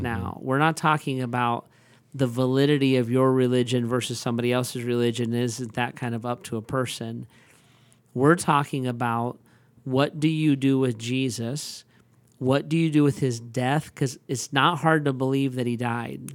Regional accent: United States; I am like an American

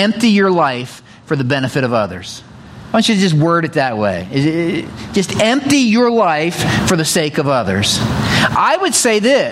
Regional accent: the mountains of Pennsylvania, United States; now in Ohio, United States; I grew up in the mountains of Pennsylvania. I didn't grow up in Ohio

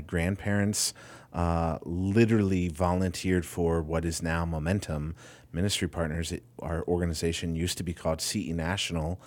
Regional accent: Winona Lake, Indiana, United States; moved away as an adult; now in Ohio, United States; I grew up in Winona Lake, Indiana

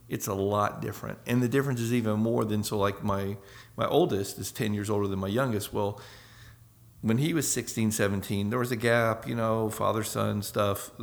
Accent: Northwest Florida, United States; moved away as an adult; now in France; I grew up in Northwest Florida

